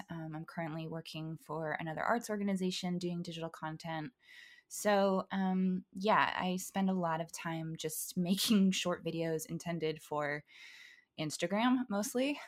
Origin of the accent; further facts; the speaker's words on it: Valencia, California, United States; I grew up in Valencia